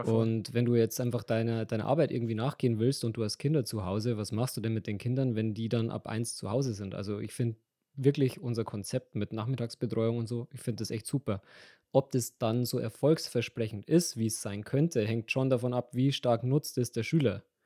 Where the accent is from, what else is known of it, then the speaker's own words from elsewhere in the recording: Regensburg, Bavaria, Germany; also born or lived in Bad Kötzting; ich bin Regensburger.